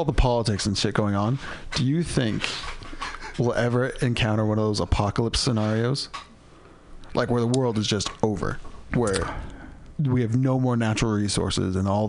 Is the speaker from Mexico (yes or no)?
no; Bay Area, California, United States; we grew up in the Bay Area. It's about as progressive as you can get